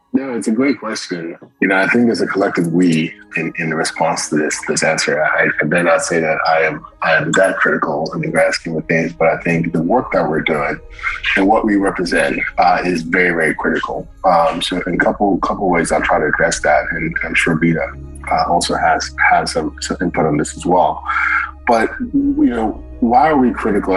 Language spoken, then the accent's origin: English; Morristown, New Jersey, United States; I was born in Morristown, New Jersey